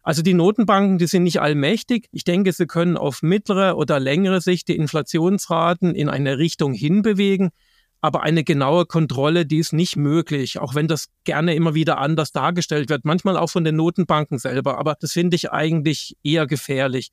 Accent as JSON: {"language": "German", "country": "Germany", "said": "bei uns in Deutschland"}